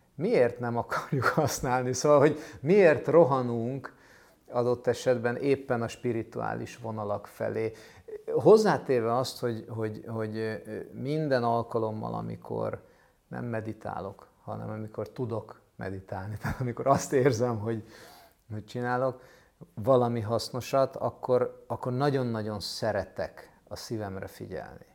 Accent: Budapest, Hungary; egy ilyen rózsadombi szociál, kilenc lakásos kockaházban építettek, vagy vettek lakást a szüleim

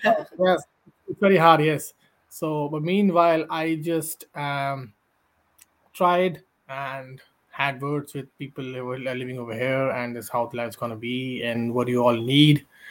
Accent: India; moved away as an adult; now in Ireland; i'm from india

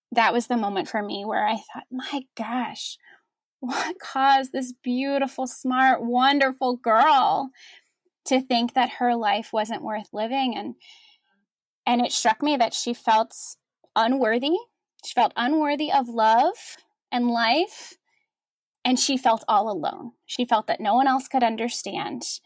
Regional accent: New Jersey, United States; moved away as an adult; also born or lived in Washington, D.C.; I am a Jersey girl at heart. I grew up in New Jersey with my parents and three older brothers

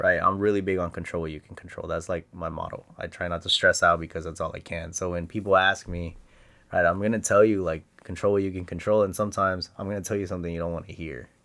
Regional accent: Presidio, Texas, United States; now in San Antonio, United States; I grew up in West Texas

